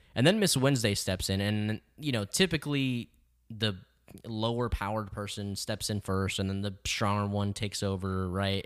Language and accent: English; El Paso, Texas, United States; I grew up in El Paso